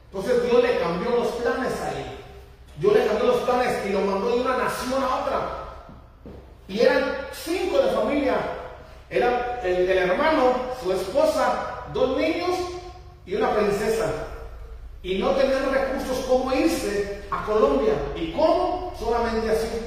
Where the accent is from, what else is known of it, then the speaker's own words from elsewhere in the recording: Mexico; moved away; En mi país, en, México